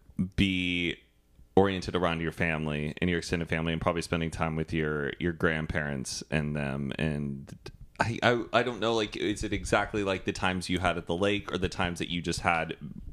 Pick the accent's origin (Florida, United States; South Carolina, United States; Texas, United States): Texas, United States; Dallas; I'm from Dallas.